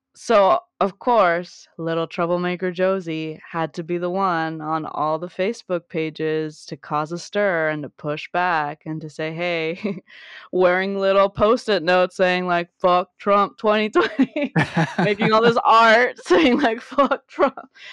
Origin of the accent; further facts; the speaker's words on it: South Gate, California, United States; I grew up in Southern California, Southgate specifically, um, on the eastern, southern side of L